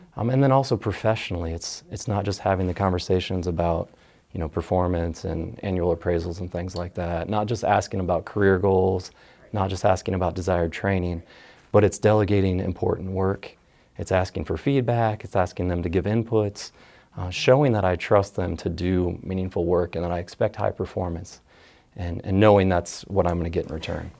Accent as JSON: {"language": "English", "town": "Dayton", "region": "Ohio", "country": "United States", "tie": "born or raised there", "said": "I grew up in the area. My dad was in the Air Force."}